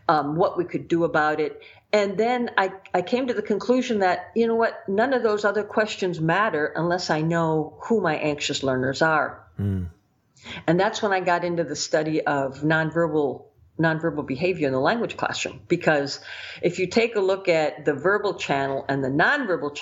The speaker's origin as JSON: {"language": "English", "country": "United States", "said": "being an American"}